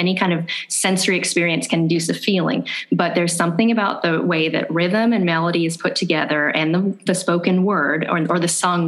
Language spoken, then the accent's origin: English; United States; now in Atlanta, United States; I was four, so growing up in the United States